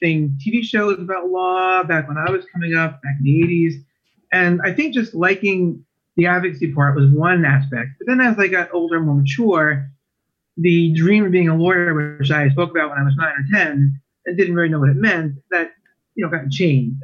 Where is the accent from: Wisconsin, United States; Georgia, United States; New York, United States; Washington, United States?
New York, United States; Valley Stream; moved away as an adult; also born or lived in Brooklyn, New York / Binghamton, New York; now in New Jersey, United States; So I really spent my life growing up in Long Island